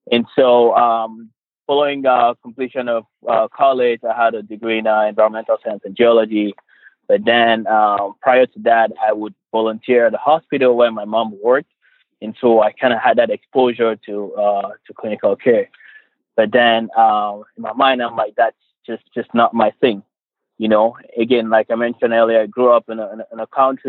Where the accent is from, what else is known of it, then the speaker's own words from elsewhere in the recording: Cameroon; now in Michigan, United States; I am originally from Cameroon. For those who don't know, Cameroon is, and this is a tropical region, of course, with just over 24 million people. And so I grew up in a rural area